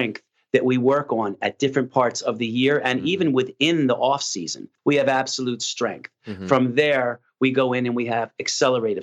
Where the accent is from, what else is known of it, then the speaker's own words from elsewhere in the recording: Philadelphia, Pennsylvania, United States; moved away; also born or lived in New York; I'm actually from South Philadelphia, and growing up in an Italian community